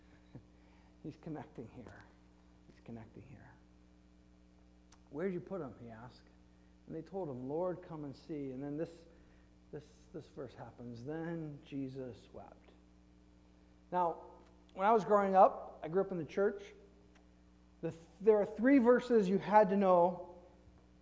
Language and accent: English; Flint, Michigan, United States; I grew up in Flint, Michigan, and Flint is a factory town